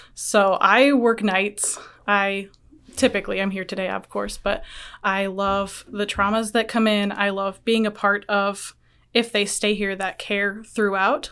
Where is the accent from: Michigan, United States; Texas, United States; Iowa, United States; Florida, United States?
Iowa, United States; Guttenberg; moved away; I'm originally from Guttenberg, Iowa